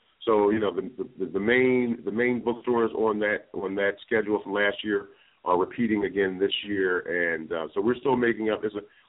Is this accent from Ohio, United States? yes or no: no; Philadelphia, Pennsylvania, United States; We had the book launch in my hometown for book two, Ruby Rises, and in Philadelphia